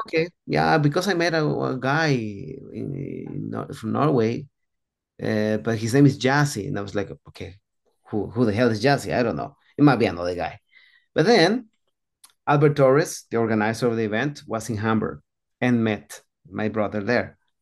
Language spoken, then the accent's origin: English; Antigua Guatemala, Sacatepéquez, Guatemala; I was born in Guatemala, as, as you, you know already, in a small city called Antigua